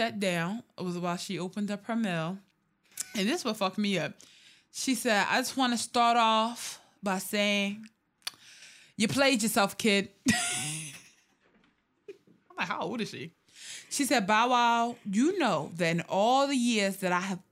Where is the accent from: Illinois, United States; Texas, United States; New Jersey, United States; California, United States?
Texas, United States; I'm a Texan